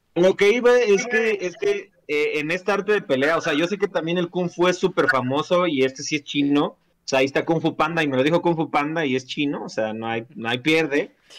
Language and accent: Spanish; Mexico; aquí en México